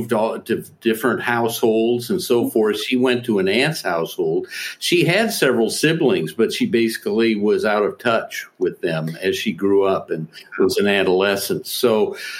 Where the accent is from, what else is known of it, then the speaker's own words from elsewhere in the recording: Fort Madison, Iowa, United States; now in Minnesota, United States; Fort Madison, Iowa, where I grew up